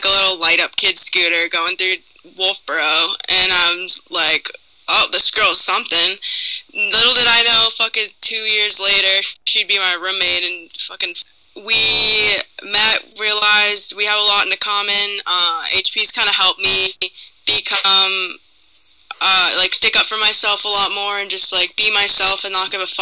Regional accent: New Hampshire, United States; moved away as an adult; also born or lived in Guatemala; now in Tampa, United States; I was born in Guatemala, so yeah, from the Guat, adopted, lived in New Hampshire my whole life.

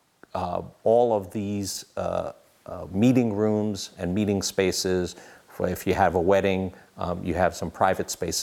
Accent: New York City, New York, United States; moved away; also born or lived in Wayne County, Pennsylvania; we're from New York City

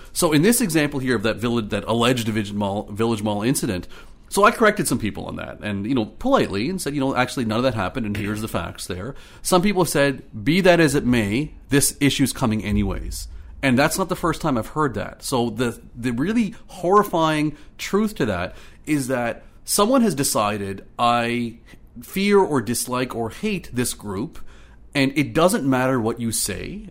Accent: Ottawa, Ontario, Canada; moved away as an adult; also born or lived in the Prairies / British Columbia / Marystown, Newfoundland / Clarenville, Newfoundland; now in Newfoundland, Canada; I grew up in Ottawa. I grew up in Orleans in the east end of Ottawa

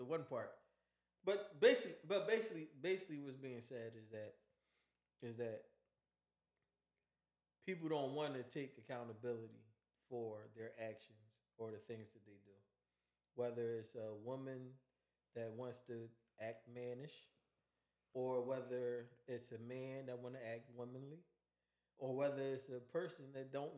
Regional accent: Philadelphia, Pennsylvania, United States; I'm from Philly

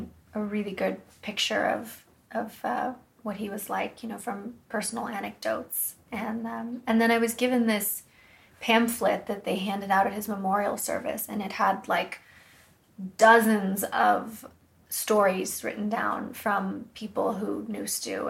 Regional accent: Woodside, California, United States; I'm from a town called Woodside, which is not far from there.

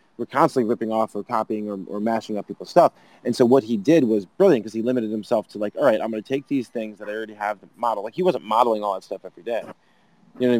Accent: United States; I'm such an American

